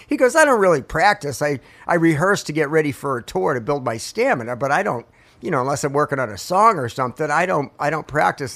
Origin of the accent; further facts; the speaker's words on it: Portsmouth, New Hampshire, United States; now in Marietta, Georgia, United States; I grew up in Portsmouth, New Hampshire